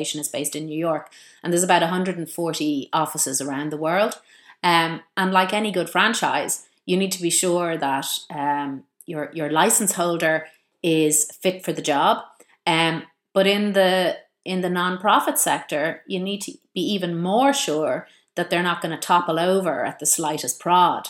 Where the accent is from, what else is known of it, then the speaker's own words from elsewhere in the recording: Malahide, Leinster, Ireland; I grew up in Malahide